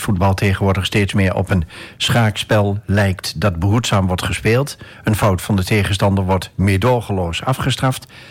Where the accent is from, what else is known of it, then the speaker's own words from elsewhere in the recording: Enschede, Overijssel, Netherlands; evenals jij ben ik ook afkomstig uit Enschede